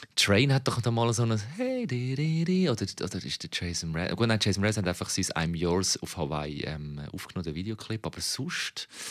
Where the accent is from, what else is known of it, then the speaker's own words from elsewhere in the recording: Switzerland; als Schweizer